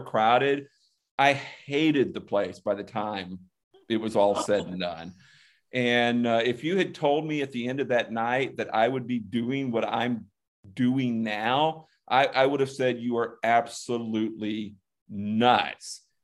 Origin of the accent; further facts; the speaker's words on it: the Panhandle of Florida, United States; I grew up basically in the Panhandle of Florida